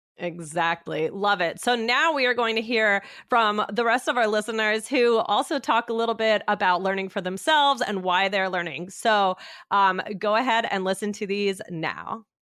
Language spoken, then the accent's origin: English; Sri Lanka; English is a second language; I'm from Sri Lanka